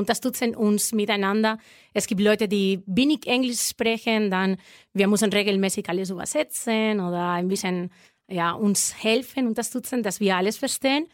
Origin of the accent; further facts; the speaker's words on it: La Vall d'Uixó, a small town near Valencia, Valencian Community, Spain; German is a second language; now in Erlangen, Germany; ich komme aus La Vall